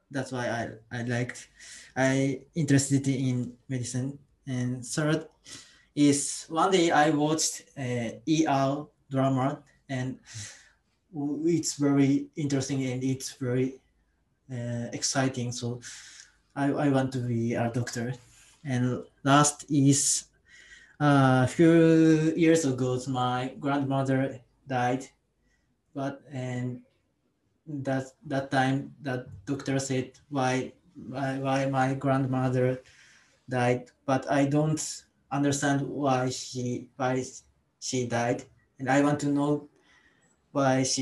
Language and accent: English; Osaka, Japan; English is a second language; moved away as an adult; now in Kashihara, Japan; I'm from Osaka, but now I live in Kasihara.